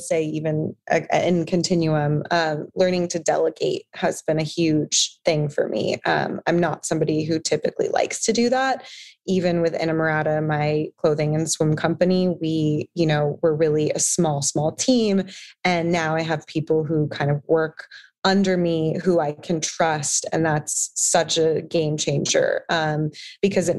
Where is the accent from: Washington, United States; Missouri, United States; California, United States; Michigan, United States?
California, United States; San Diego; also born or lived in Los Angeles; I grew up in San Diego on a beach